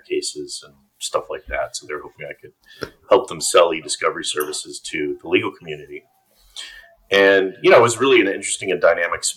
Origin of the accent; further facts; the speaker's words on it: Binghamton, New York, United States; moved away as an adult; also born or lived in Chicago, Illinois / St. Paul, Minnesota; I was born in Chicago, but I grew up in upstate New York. I grew up in Binghamton, New York